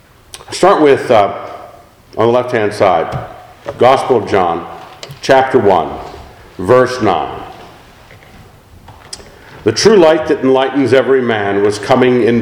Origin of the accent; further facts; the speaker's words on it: Oakland, California, United States; the hospital where I was born in Oakland.